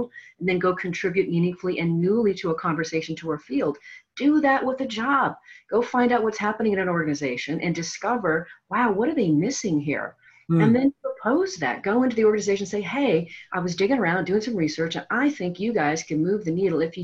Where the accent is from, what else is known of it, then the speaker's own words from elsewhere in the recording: the Northwest, Pacific Northwest, United States; I'm from the Northwest as well